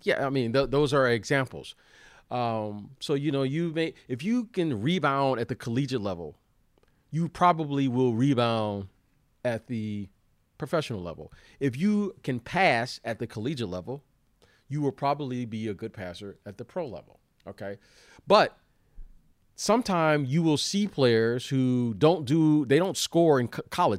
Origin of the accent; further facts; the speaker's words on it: United States; We're from the United States